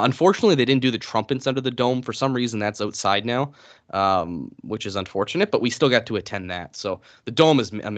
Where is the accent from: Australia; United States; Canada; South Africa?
Canada; Atlantic Canada; I'm like from East Coast Canada. We can't speak without swearing.